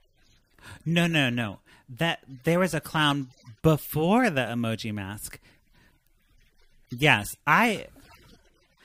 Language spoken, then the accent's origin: English; Maryland, United States; accent: Southern; that's, like, my yelling voice, just the Southern. Because I'm from Maryland